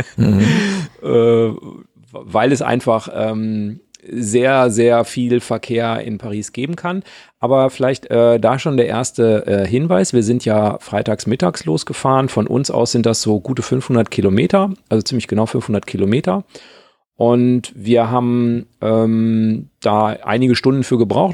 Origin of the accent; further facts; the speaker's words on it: North Rhine-Westphalia, Germany; moved away as an adult; now in Rhineland, Germany; ich stamme ja auch aus Westfalen